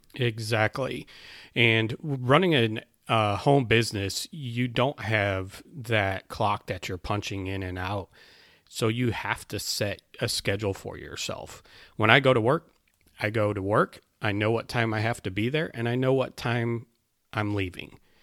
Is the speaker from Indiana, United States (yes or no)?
yes; Northwest Indiana, United States; now in South Carolina, United States; I'm from Northwest Indiana. I grew up there